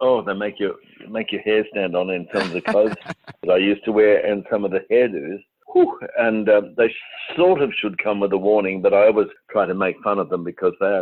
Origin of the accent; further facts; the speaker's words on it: Queensland, Australia; I grew up in Queensland